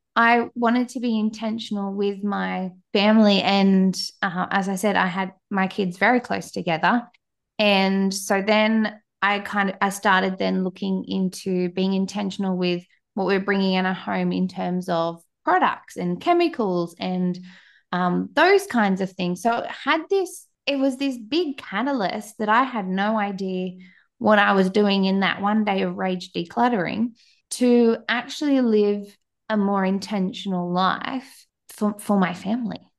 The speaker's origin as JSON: {"language": "English", "country": "Australia", "accent": "Australian", "said": "as you can tell by my accent, I am down in Australia, the other side of the world"}